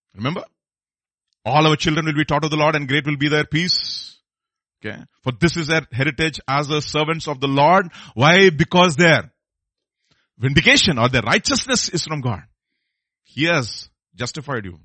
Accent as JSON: {"language": "English", "town": "Hyderabad", "region": "Telangana", "country": "India", "said": "I'm, I'm from Hyderabad"}